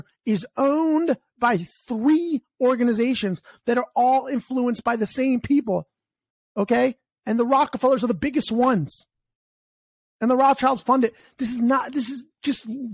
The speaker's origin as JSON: {"language": "English", "country": "United States", "said": "I'm American, but I was conceived in Canada"}